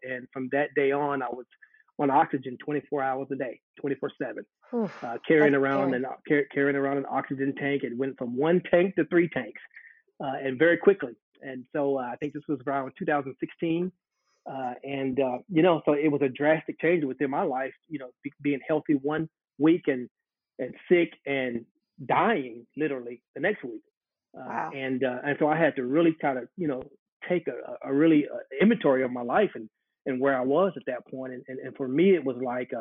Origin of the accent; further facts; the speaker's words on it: Charlotte, North Carolina, United States; I'm a native Charlottean. I grew up here in Charlotte, went to school here on the west side